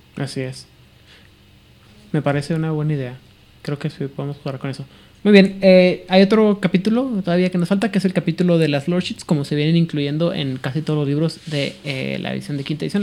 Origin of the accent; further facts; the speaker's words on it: Mexico; mexicano y como que las cosas estoy acostumbrado a que las cosas sean locales, estatales